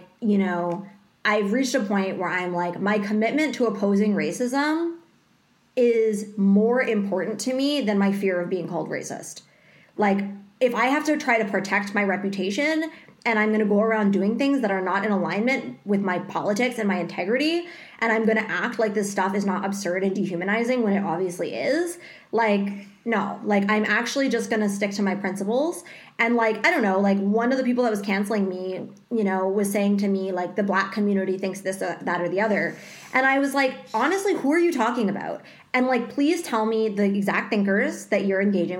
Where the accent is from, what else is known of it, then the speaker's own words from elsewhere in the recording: Canada; we are Canadian